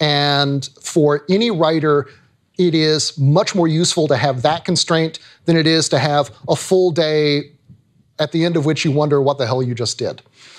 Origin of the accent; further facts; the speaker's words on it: Tennessee, United States; also born or lived in Virginia; I grew up in Tennessee and Virginia.